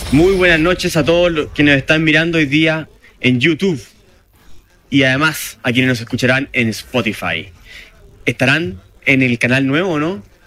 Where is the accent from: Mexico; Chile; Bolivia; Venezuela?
Chile; nosotros como chilenos